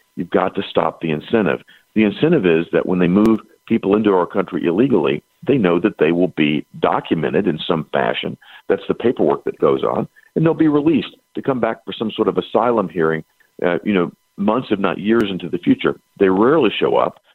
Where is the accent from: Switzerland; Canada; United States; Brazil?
United States; Tennessee; right here in Tennessee, which is my home state